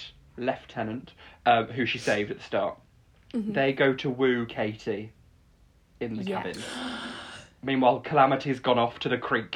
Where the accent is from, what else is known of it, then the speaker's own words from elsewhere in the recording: Peak District, East Midlands, United Kingdom; I grew up in the Peak District, I would go up to a hill and then be like, I am gay.